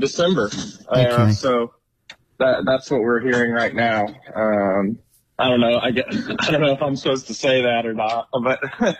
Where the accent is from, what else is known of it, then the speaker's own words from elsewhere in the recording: Arkansas, United States; moved away as an adult; also born or lived in Texas / Fayetteville, Arkansas; now in Glenelg, Australia; I'm from Arkansas in the United States. So was born and raised there. Went to college in Texas for a couple of years, and then went to college in Arkansas.